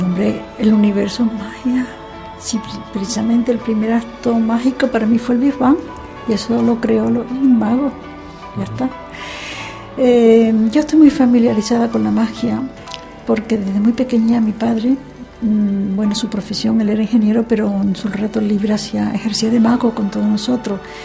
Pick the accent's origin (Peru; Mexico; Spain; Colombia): Spain; Seville, Andalusia; also born or lived in Chipiona; yo me considero sevillana, pero yo nací exactamente en la playa de Chipiona durante un verano.